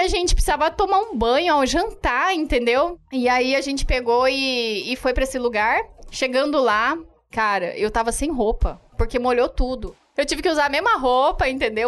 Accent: Brazil; eu sou brasileira

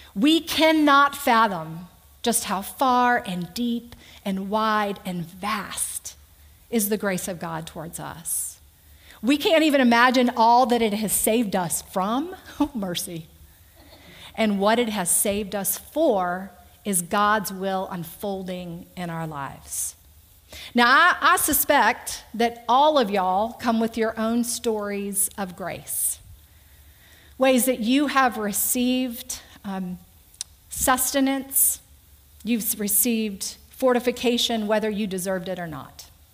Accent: Conroe, Texas, United States; now in Mechanicsville, United States; I grew up in Conroe, Texas, uh, 38 miles north of Houston, mom, dad, and an older brother

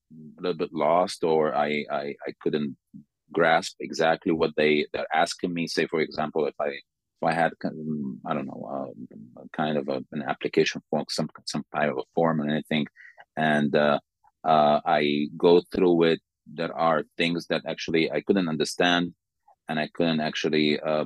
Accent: Sudan; moved away as an adult; now in Slovakia; I'm from Sudan.

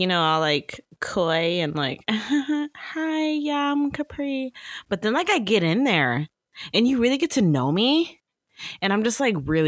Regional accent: Canada; I'm Canadian.

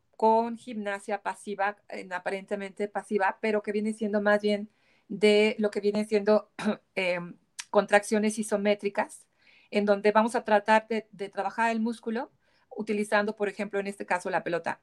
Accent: Mexico; como mexicana

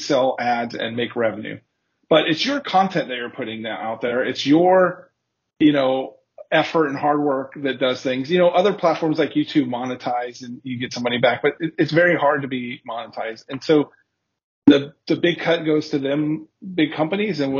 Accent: Southern California, United States; moved away as an adult; now in Berlin, Germany; I am originally from Southern California in the United States, but now today I live in Berlin. I've been here for 3 years.

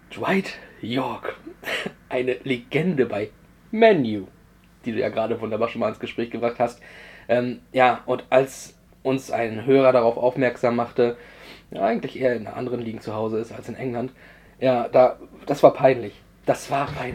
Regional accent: Mecklenburg-Vorpommern, Germany; Höhe Neubrandenburg, hier bei uns in MacPom

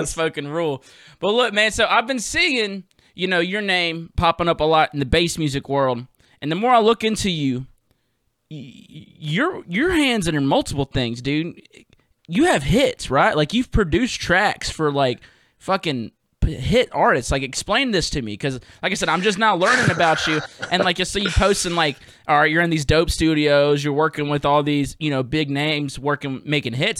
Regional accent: Mississippi, United States; I'm from Mississippi, and we ain't got hockey

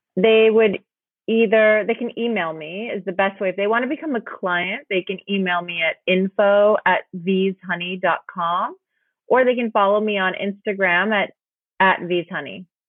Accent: Los Angeles, California, United States; moved away as an adult; also born or lived in New York / Austin, Texas; I was born in New York, raised in Los Angeles, and then in New York for 10 years

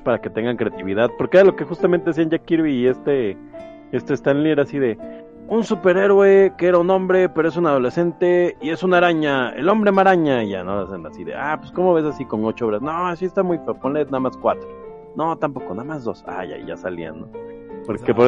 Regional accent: Mexico; yo soy de aquí de México

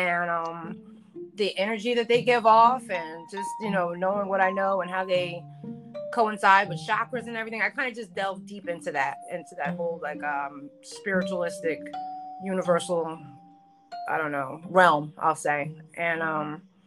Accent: New Jersey, United States; I'm from Jersey

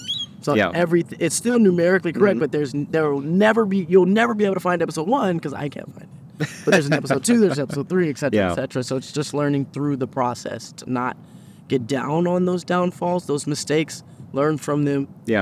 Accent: Phoenix, Arizona, United States; now in Los Angeles, United States; And I've learned to appreciate it in because when I come from Phoenix.

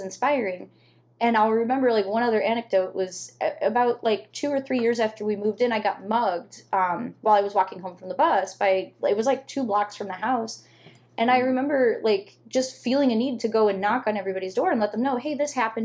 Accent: Southwest suburbs of Chicago, Illinois, United States; moved away as an adult; also born or lived in McKinley Park, Chicago / Archer Heights, Chicago; now in Chicago, United States; before that, I was from the Southwest suburbs

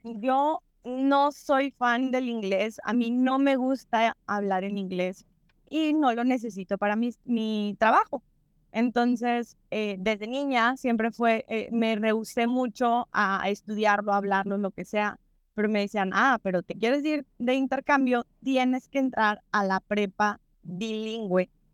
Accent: Mexico; para nosotros como mexicanos

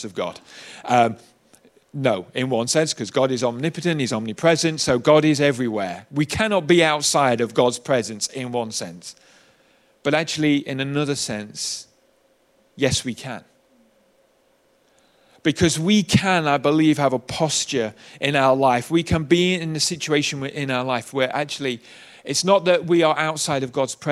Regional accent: United Kingdom; I'm British

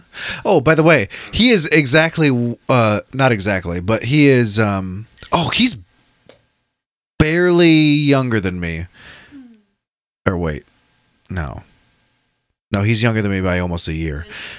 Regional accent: Osage, Iowa, United States; Osage, actually, up north.

